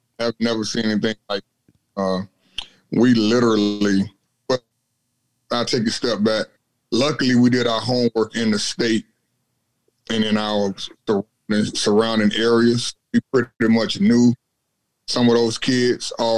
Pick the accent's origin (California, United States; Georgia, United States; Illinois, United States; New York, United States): Georgia, United States; Atlanta; moved away; I'm originally from Atlanta, So it's a bordering state of South Carolina.